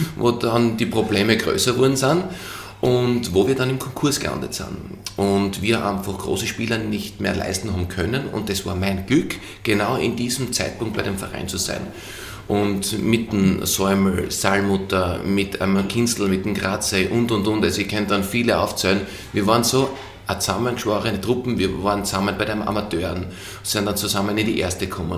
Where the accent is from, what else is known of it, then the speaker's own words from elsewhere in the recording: Feldkirchen bei Graz, Styria, Austria; moved away as an adult; also born or lived in Vienna / England; wo ich aufgewachsen bin, äh, war neben eben, oder ist nach wie vor ein Fußballplatz